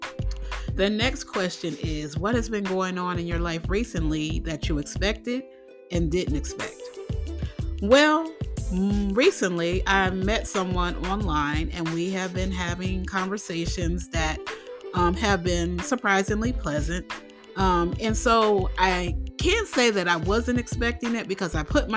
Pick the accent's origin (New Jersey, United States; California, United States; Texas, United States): New Jersey, United States; also born or lived in Philadelphia, Pennsylvania; I am originally from New Jersey. I was born in Philly, but I lived in New Jersey for a good part of my life. Yes, that is where I grew up